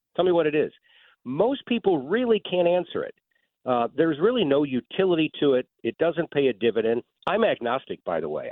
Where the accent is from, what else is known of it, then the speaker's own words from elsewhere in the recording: St. Louis, Missouri, United States; I love my hometown. I'm from here